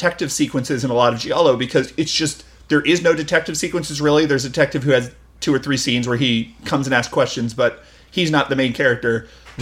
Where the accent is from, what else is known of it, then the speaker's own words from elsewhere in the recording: United States; a American audience member